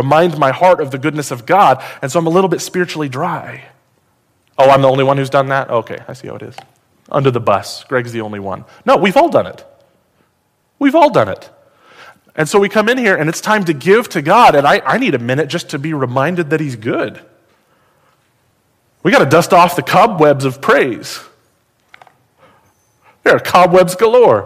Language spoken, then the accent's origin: English; United States; As an American